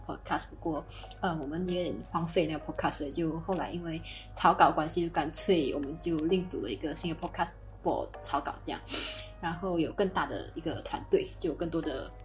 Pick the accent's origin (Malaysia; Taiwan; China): Malaysia; moved away as an adult; now in Germany; 我今年十三岁。呃，然后我，我来自马来西亚的人。诶，现在我在德国读master